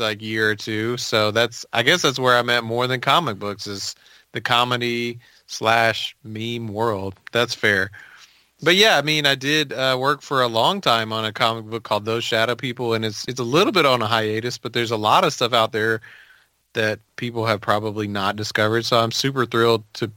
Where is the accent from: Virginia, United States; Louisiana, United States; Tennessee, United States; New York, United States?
Tennessee, United States; Memphis; also born or lived in Nashville, Tennessee; I grew up in Memphis